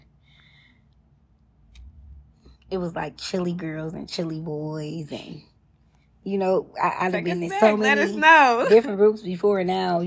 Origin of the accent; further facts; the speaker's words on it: Detroit, Michigan, United States; moved away as an adult; now in Atlanta, United States; I'm from the East Side.